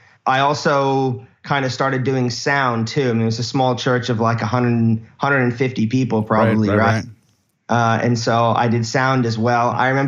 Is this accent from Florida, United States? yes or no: yes; Key Largo, Florida, United States; moved away as an adult; also born or lived in Australia; I grew up in the Florida Keys, born and raised.